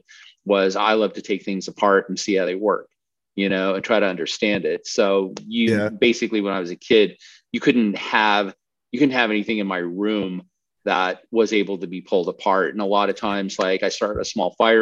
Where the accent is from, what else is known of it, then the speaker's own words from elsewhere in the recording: Colorado, United States; I grew up in Colorado, so I skied